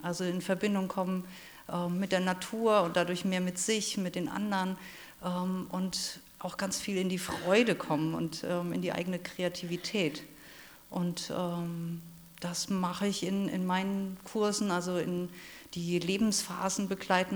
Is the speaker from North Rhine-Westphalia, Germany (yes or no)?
no; Rhineland-Palatinate, Germany; ich bin in der Südpfalz aufgewachsen, da wo die Trauben wachsen